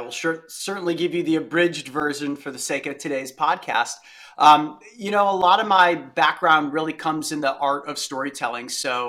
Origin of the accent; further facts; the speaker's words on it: Ohio, United States; Where I grew up in Northeastern Ohio, I had an entire adventurous childhood